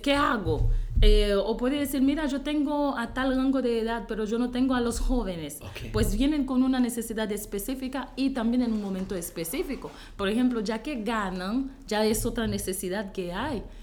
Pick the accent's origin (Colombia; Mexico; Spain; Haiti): Haiti; Spanish is a second language; moved away as an adult; Yo soy de Haití, yo soy haitiana, he vivido en Haití por 19 años de mi vida corrido